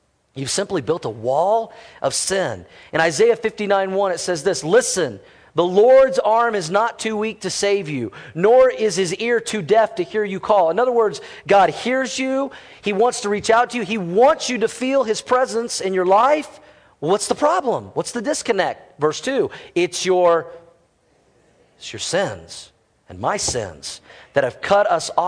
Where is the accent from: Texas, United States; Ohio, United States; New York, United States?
Texas, United States; Fort Worth; moved away; I was born in Fort Worth, Texas